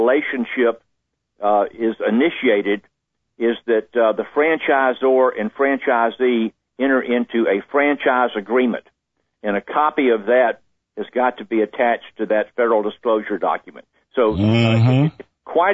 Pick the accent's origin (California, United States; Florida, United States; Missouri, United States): Florida, United States; Jacksonville; I grew up in Jacksonville, Florida